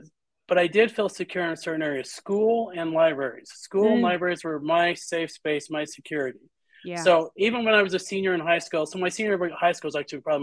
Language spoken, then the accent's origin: English; Utah, United States; I was born in Utah